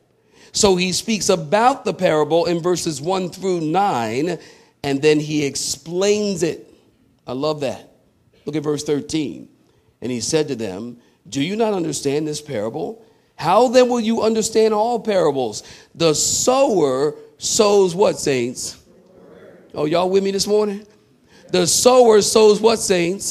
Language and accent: English; Philadelphia, Pennsylvania, United States; I'm from Philly